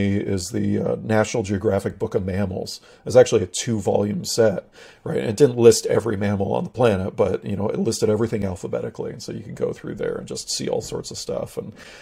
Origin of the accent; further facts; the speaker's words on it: Pacific Northwest, United States; growing up in the Pacific Northwest, my dad was a little bit of a sort of an amateur mountaineer